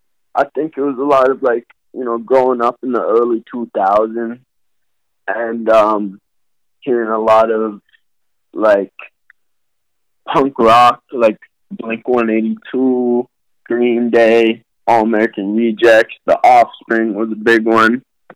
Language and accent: English; Montreal, Quebec, Canada; also born or lived in Burlington, Vermont; So I was born in Vermont, Burlington, Vermont. Just through my dad's work and stuff, I moved to Montreal. So I also grew up in Montreal